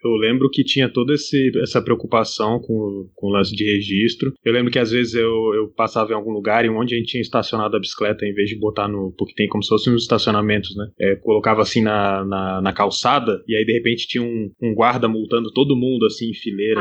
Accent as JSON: {"language": "Portuguese", "country": "Brazil", "said": "Lá de onde eu venho no Brasil"}